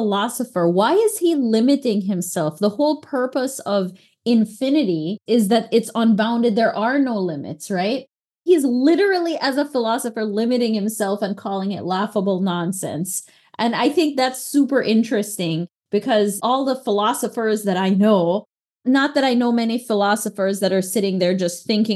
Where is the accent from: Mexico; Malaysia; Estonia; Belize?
Belize; now in Texas, United States; when I was in Belize and growing up there, for sure, I was definitively from Belize